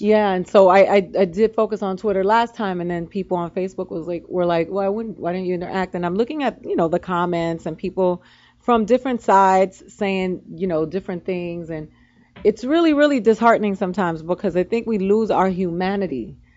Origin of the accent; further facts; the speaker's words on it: Miami, Florida, United States; I come from Miami where we did riot